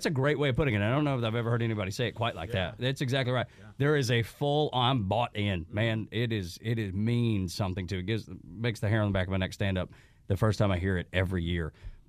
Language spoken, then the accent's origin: English; Southeast, United States; growing up in the Southeast